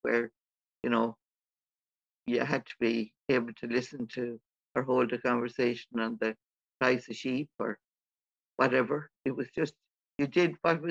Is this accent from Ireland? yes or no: yes; Ockram, County Galway, Connacht, Ireland; I'm actually from Ockram, County Galway, in the west of Ireland. It's a very small village.